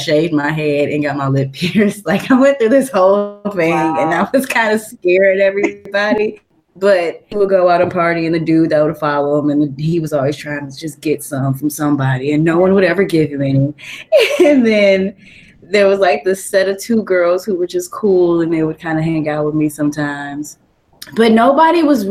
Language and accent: English; Detroit, Michigan, United States; also born or lived in Lansing, Michigan; I'm from Detroit and, you know, it's basically a city